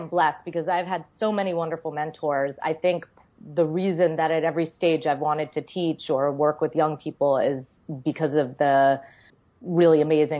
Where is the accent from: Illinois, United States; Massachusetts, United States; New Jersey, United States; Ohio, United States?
Massachusetts, United States; Boston; moved away as an adult; also born or lived in New York City; I grew up in Boston and spent my whole childhood there. I moved to New York City for college